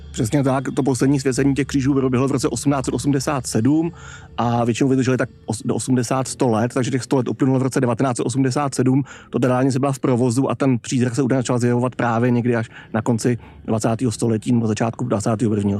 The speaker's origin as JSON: {"language": "Czech", "region": "Prague", "country": "Czechia", "tie": "born or raised there", "said": "kde jsem bydlel v dětství v Dejvicích"}